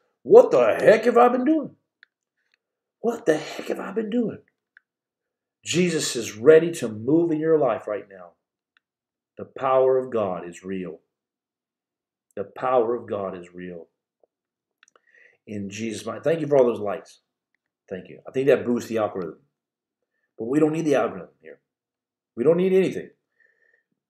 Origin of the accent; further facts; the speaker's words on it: Muleshoe, Texas, United States; Texas Panhandle. I'm from Muleshoe, Texas.